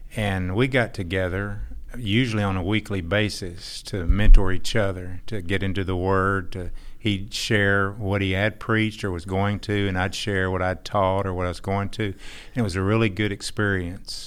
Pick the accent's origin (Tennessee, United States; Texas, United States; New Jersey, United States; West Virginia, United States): Texas, United States; also born or lived in Fort Worth, Texas / Irving, Texas; I'm from Texas